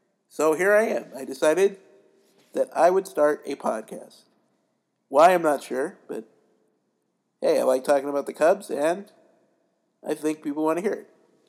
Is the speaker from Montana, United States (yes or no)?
yes; Billings, Montana, United States; I was born and raised in Billings, Montana.